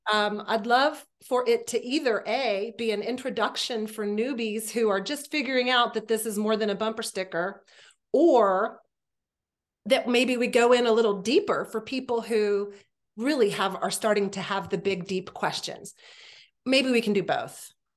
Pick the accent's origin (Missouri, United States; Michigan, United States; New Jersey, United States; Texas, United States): Texas, United States; we already feel like Texans